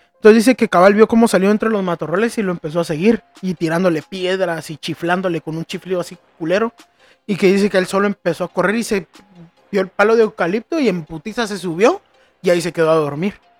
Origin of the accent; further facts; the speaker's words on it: Antigua Guatemala, Sacatepéquez, Guatemala; moved away; ahí nací, crecí en Antigua. Para los que no saben, es una ciudad en, cerca de la capital que es patrimonio de la humanidad.